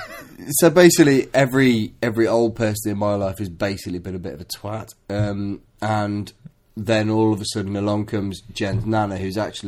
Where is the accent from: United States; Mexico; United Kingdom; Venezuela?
United Kingdom; Leicester, East Midlands; I'm from Leicester, so we are the first city in the UK to be the majority